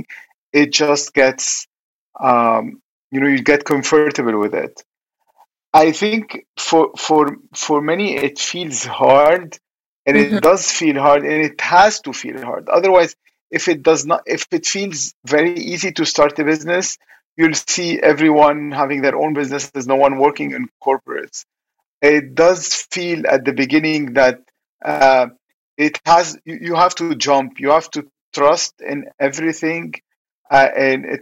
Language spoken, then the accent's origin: English; Lebanon; when I was young, you know, growing up in Lebanon, it was kind of war.